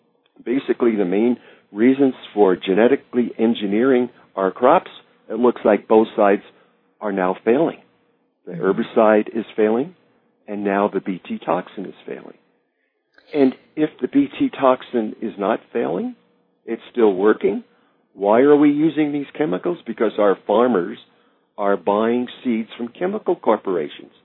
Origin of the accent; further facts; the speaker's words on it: Oregon, United States; my home state of Oregon